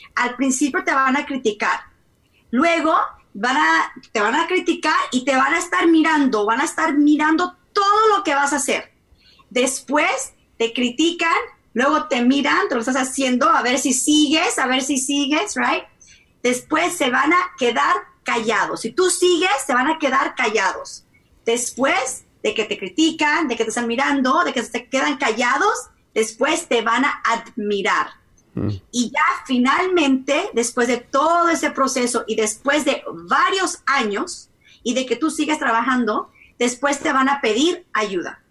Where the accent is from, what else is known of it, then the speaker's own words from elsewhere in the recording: Mexico; yo soy mexicana, mexicana, mexicana